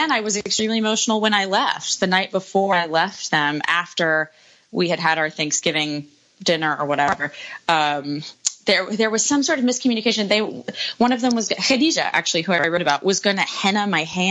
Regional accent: United States; also born or lived in Nashville; my home country

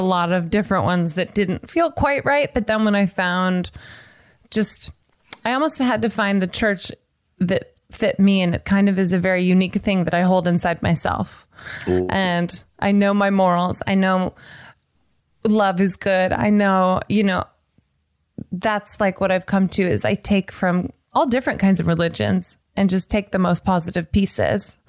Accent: Nashville, Tennessee, United States; now in Los Angeles, United States; I'm from Nashville and then I live

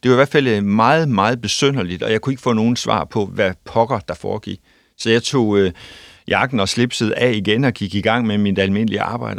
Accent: North Jutland, North Denmark Region, Denmark; jeg er nordjyde, bor i, i Aalborg

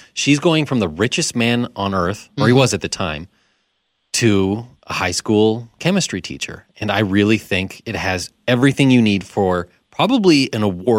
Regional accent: Southern Alberta, Canada; I'm from Southern Alberta.

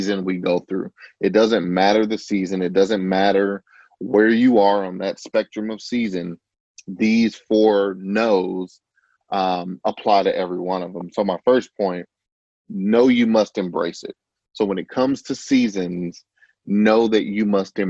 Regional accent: Chicago, Illinois, United States; I grew up in the Chicagoland area.

